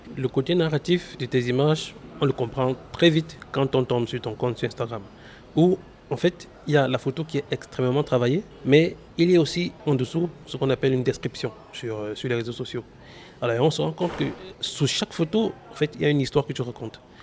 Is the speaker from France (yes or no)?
no; Cameroon; chez nous au Cameroun